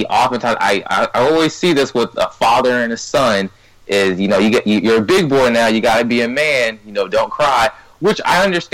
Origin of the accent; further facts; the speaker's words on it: Ghana; I'm Ghanaian, and I said, in Ghana, we don't necessarily do that all the time.